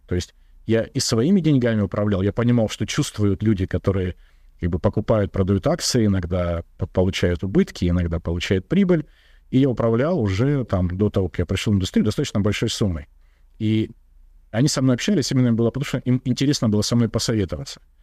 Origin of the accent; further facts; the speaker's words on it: Russia; Я из регионального города